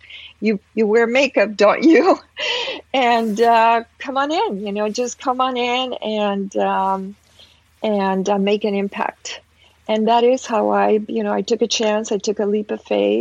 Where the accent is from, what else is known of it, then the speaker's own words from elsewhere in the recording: Peru; moved away; I'm a woman of color. I'm originally from Peru